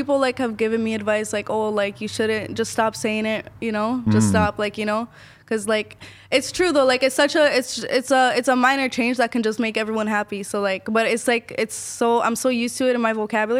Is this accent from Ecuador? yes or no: yes; Ecuador; I'm from Ecuador.